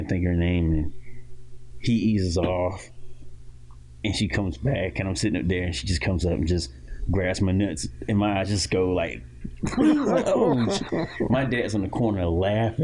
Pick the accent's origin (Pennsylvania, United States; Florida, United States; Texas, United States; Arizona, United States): Florida, United States; Titusville; I was born and raised in Titusville, Florida